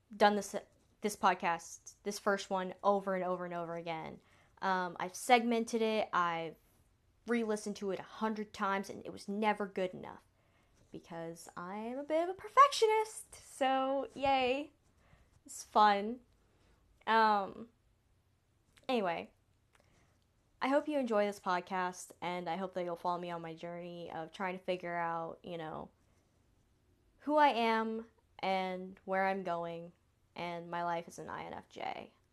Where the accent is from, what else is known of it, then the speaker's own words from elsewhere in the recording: the South, United States; accent: Southern drawl; I was born and raised in the South, so I was raised saying sweetheart and y'all. So if I have a little bit of a draw